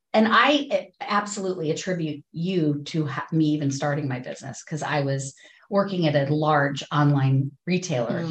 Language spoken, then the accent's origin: English; Ohio, United States; moved away as an adult; also born or lived in Richmond, Virginia / Boston / Los Angeles; now in Pacific Northwest, United States; I grew up in Ohio, and then I moved to Richmond, Virginia, then Boston, then Los Angeles, then here